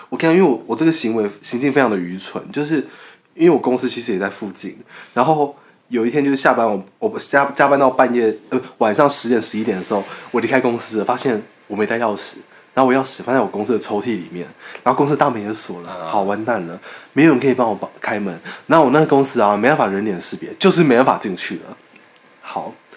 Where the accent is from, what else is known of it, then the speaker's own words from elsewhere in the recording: Taiwan; 我是台湾人嘛，我们台湾人